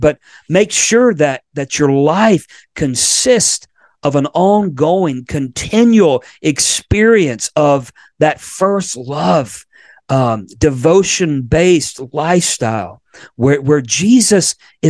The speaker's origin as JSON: {"language": "English", "region": "Florida", "country": "United States", "tie": "born or raised there", "moved": "yes", "said": "my home state of Florida, where I was born"}